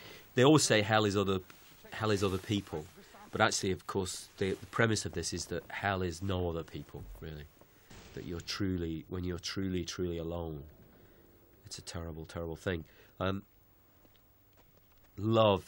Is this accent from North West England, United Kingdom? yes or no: yes; Manchester, North West England, United Kingdom; that's my hometown, Manchester